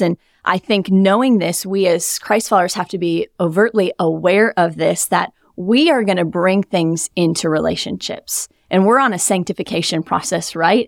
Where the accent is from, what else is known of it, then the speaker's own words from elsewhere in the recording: Wisconsin, United States; moved away as an adult; now in South Florida, United States; I'm from Wisconsin